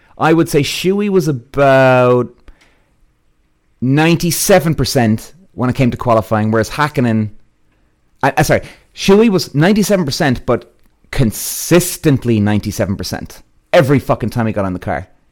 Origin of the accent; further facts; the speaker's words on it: England, United Kingdom; growing up in English karting.